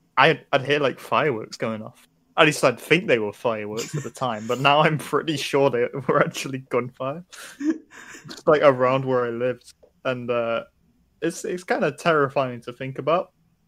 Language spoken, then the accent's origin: English; Nottingham, East Midlands, United Kingdom; I'm from Nottingham